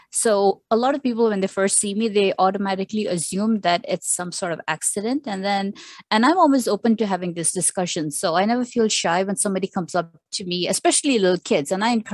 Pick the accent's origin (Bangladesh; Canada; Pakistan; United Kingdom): Pakistan; now in Sharjah, United Arab Emirates; I am a Pakistani who is living in the UAE, and I've lived in the UAE for, I would say, more than 25 years now. So the UAE is home, specifically Sharjah.